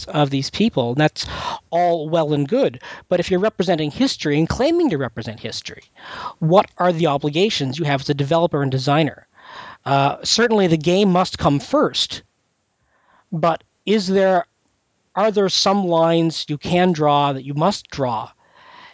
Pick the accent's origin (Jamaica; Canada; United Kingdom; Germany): Canada; now in United States; I'm Canadian